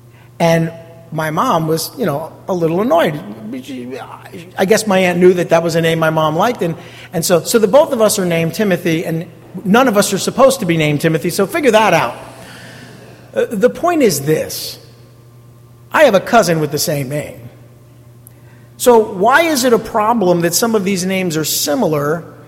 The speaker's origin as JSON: {"language": "English", "town": "East Rutherford", "region": "New Jersey", "country": "United States", "tie": "born or raised there", "said": "growing up in an Italian neighborhood over in East Rutherford"}